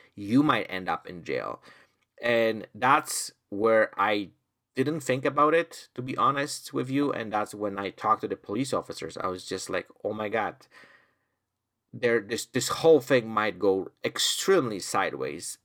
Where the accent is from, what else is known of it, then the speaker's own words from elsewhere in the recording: Poland; now in Canada; I'm originally from Poland